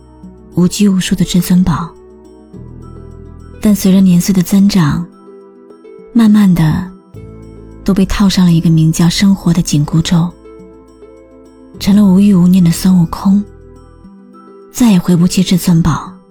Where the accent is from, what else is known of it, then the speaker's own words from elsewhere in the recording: China; 藏着独属于我们中国人的浪漫。